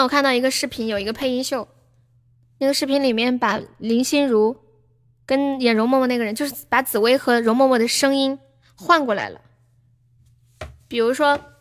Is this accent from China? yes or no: yes; Sichuan, China; 我是四川的